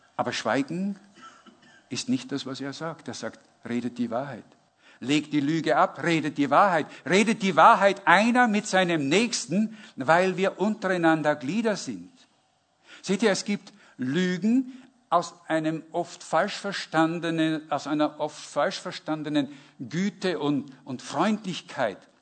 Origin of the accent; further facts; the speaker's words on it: Northern Germany, Germany; ich komme aus, dem, aus Norddeutschland.